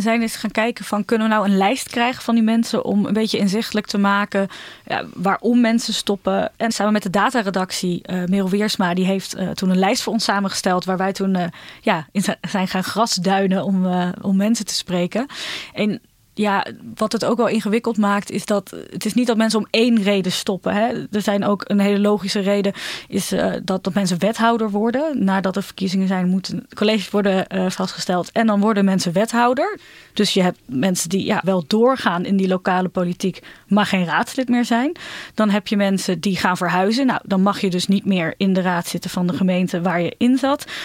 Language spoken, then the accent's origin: Dutch; Ermelo, Gelderland, Netherlands; now in Amsterdam, Netherlands; Ik kom uit Ermelo